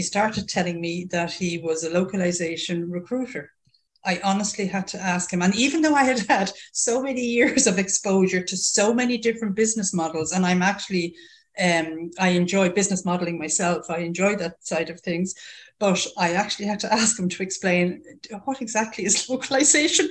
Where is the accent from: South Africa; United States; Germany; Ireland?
Ireland; accent: Irish; also born or lived in United Kingdom; As everybody can tell from this accent, I'm Irish through and through, born and bred there.